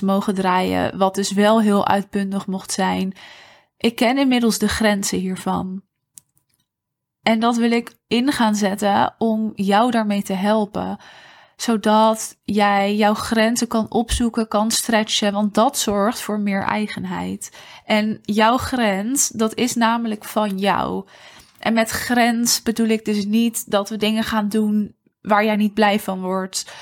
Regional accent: Netherlands; als Nederlanders

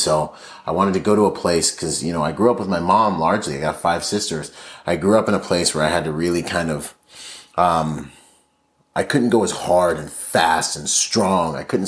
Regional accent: Nassau, New Providence, Bahamas; born there; I was born in the Bahamas, in Nassau, Bahamas. My father was from there. My mother's from Washington State.

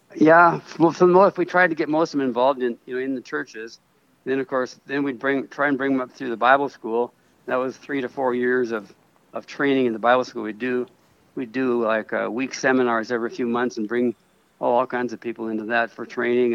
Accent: Minnesota, United States; moved away as an adult; now in Mexico; I was raised in the Pentecostal church in Minnesota

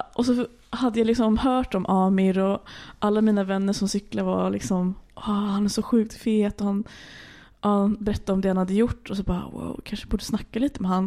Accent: Stockholm, Stockholm County, Sweden; moved away as an adult; also born or lived in Arendal, Norway; now in Norway; jag eh, är uppväxt i Stockholm

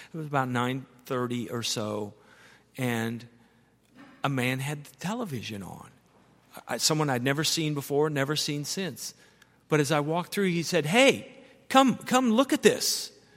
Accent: United States; I'm an American

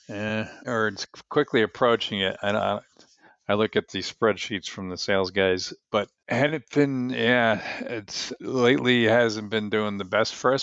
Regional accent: New Jersey, United States; I grew up in New Jersey

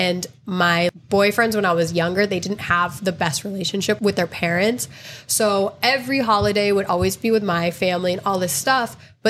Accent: Connecticut, United States; moved away as an adult; now in Miami, United States; When I was growing up, I grew up mostly in Connecticut. So I grew up primarily around white people going to school. It was like Italian people and Polish people.

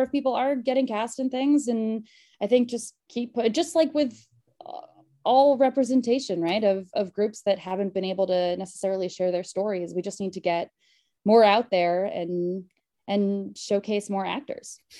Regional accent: Connecticut, United States; moved away as an adult; also born or lived in Queens, New York / New York; now in Los Angeles, United States; I'm from Connecticut, but uh, my family's from Queens. I'm originally from Queens

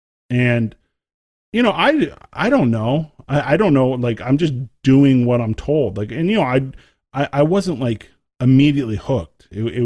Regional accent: Texas, United States; you know, as you know, growing up in Texas, you have to join the band. You have to do it.

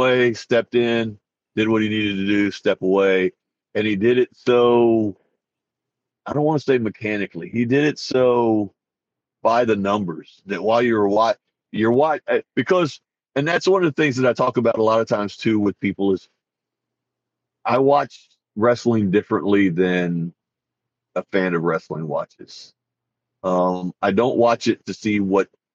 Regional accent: Texas, United States; I'm from Texas

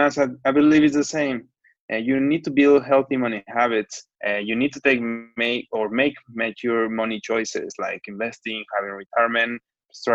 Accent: Mexico; moved away as an adult; also born or lived in Hong Kong / Canada / Paris; now in Shanghai, China; I'm from Mexico.

